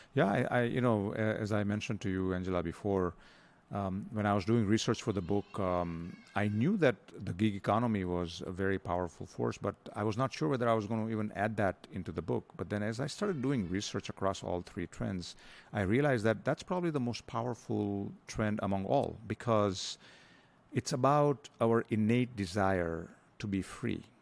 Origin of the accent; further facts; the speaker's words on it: India; moved away as an adult; also born or lived in Denver, Colorado, United States; now in Philippines; I grew up in India, um, and then went to the U S, uh, spent fourteen years there